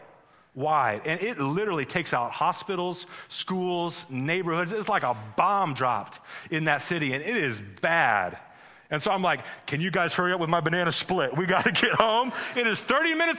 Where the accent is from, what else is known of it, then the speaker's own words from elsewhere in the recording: Midwest, United States; moved away as an adult; also born or lived in Missouri / Las Vegas; My wife, Tiffany, and I, we grew up in the Midwest